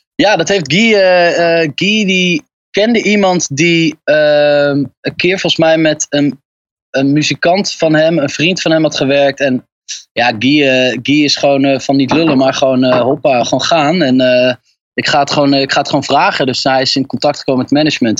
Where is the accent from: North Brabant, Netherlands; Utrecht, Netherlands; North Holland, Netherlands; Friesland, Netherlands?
Utrecht, Netherlands; ik eh, kom uit Utrecht